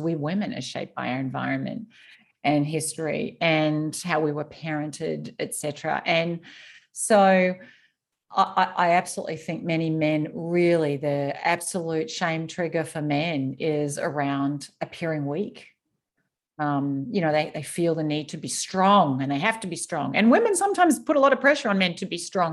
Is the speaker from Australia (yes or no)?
yes; Australia; I grew up in Australia